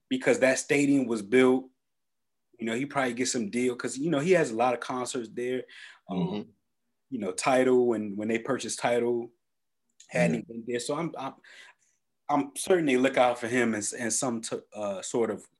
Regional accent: New Jersey, United States; I'm from Jersey

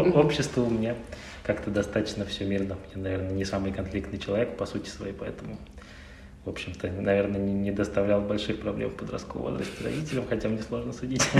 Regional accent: Saint Petersburg, Russia; Я родился в Санкт-Петербурге

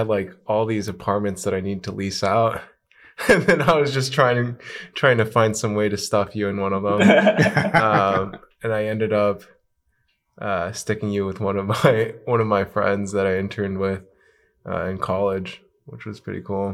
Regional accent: Fremont, California, United States; moved away as an adult; also born or lived in New York; Originally from the Bay Area, grew up in Fremont, went to college NYU with Hugo

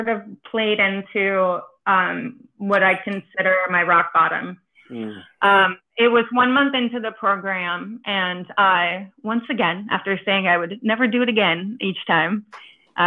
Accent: New York City, New York, United States; moved away as an adult; also born or lived in East Coast / Florida; I am from New York City

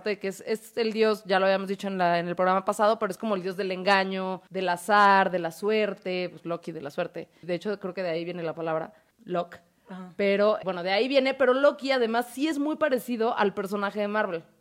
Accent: Tabasco, Mexico; yo como soy de Tabasco

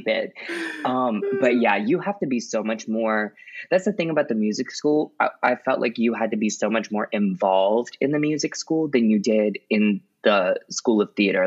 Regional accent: Baton Rouge, Louisiana, United States; also born or lived in Jacksonville, Florida; now in New Orleans, United States; lived in Baton Rouge from like the time I was in fourth grade till the time I graduated college

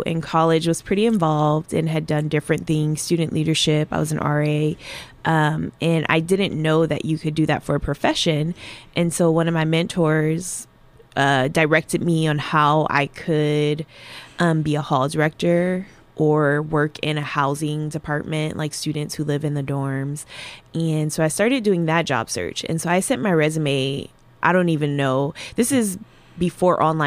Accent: Buffalo, New York, United States; moved away as an adult; now in Spokane, United States; originally I am from Buffalo, New York. I was raised in Buffalo, and that's home

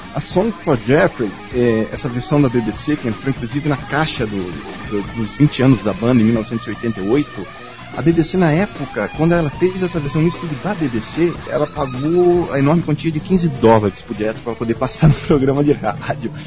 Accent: Brasília, Federal District, Brazil; now in Curitiba, Brazil; Eu nasci em 1974 em Brasília, eu sou brasileiro, eu moro em Curitiba hoje, mas eu sou brasileiro

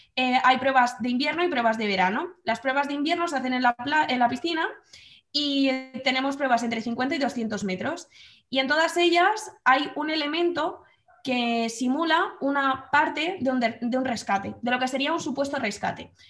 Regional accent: Madrid, Community of Madrid, Spain; moved away as an adult; now in Guadalajara, Spain; soy de Madrid y ahora mismo vivo en Guadalajara

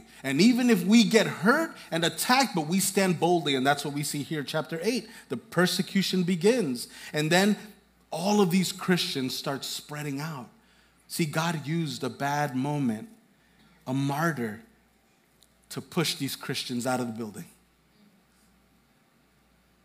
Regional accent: Hempstead, New York, United States; I'm from Hempstead.

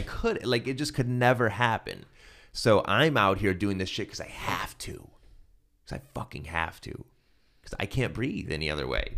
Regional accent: Ohio, United States; I'm from Ohio

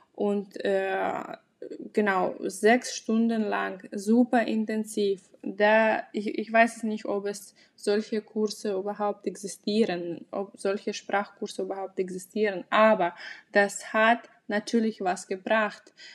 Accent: Aktobe, Aktobe Region, Kazakhstan; first language Russian; German is a second language; now in Germany; an einer kasachischen Uni in meiner Heimatstadt in Aktobe

